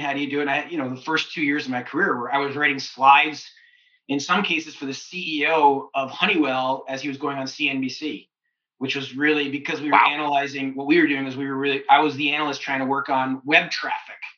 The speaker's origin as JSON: {"language": "English", "town": "London", "region": "Ontario", "country": "Canada", "tie": "born or raised there", "also_born_or_lived": "Kitchener-Waterloo, Ontario / United States", "moved": "as an adult", "said": "I wasn't in London, my hometown"}